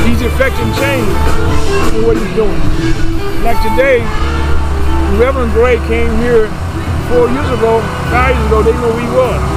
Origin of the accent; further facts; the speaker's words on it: Vicksburg, Mississippi, United States; now in Missouri, United States; I came from the South myself. Yes, sir. I came by way of Vicksburg, Mississippi